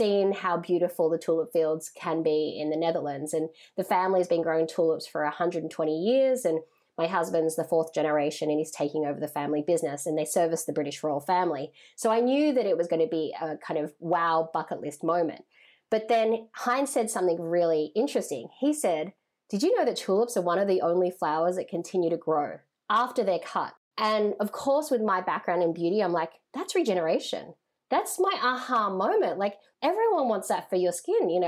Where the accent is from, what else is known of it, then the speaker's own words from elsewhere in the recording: Australia; moved away as an adult; now in New York, United States; I'm Chinese Vietnamese, born and raised in Australia, and I moved to New York to pursue my passion in beauty